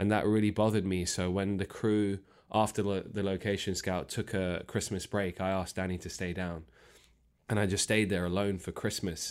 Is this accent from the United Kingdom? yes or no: yes; London, United Kingdom; I was born and raised in Northwest London, Harrow